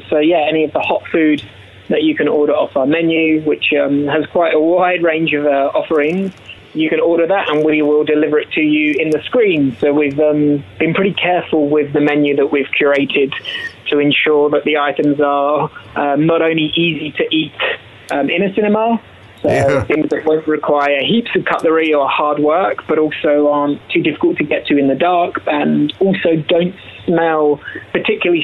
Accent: United Kingdom; now in New Zealand; I'm a British lad, I'm a Pommy lad

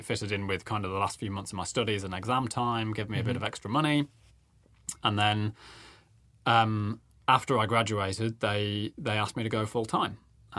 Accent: Nottingham, East Midlands, United Kingdom; moved away as an adult; also born or lived in Birmingham; now in New Zealand; You can probably hear I'm not from New Zealand originally. Mm-hmm. So I grew up in Nottingham in the UK

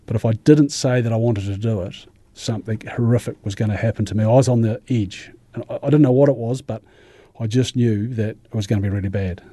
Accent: Ashburton, Canterbury, New Zealand; I come from Ashburton originally, actually, and born in Ashburton

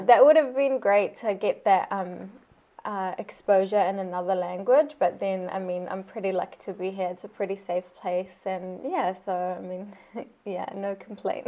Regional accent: Saudi Arabia; first language Arabic; English is a second language; now in Christchurch, New Zealand; my home country of Saudi Arabia

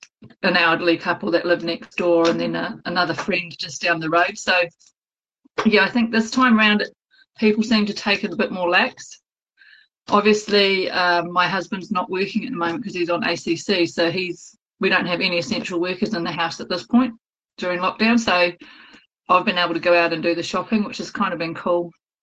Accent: Texas, United States; now in Kawerau, New Zealand; I'm in my office near Kawerau. Probably closer to Te Teko. I'm a Texan.

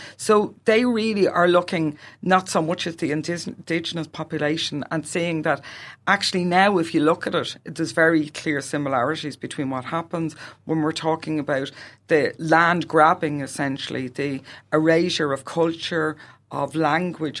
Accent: Ireland; moved away as an adult; now in New Zealand; I'm an Irish emigrant and I'm gonna be obvious because of the way I speak is different

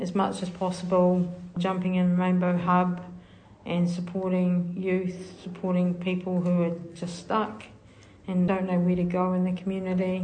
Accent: Hamilton, Waikato, New Zealand; also born or lived in South Auckland; I'm from Kirikiri Roa, but born up in South Auckland

